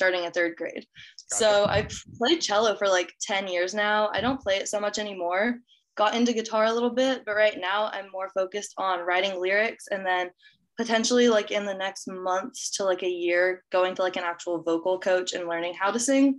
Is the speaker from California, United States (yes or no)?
no; Austin, Texas, United States; I am from Austin, Texas, born and raised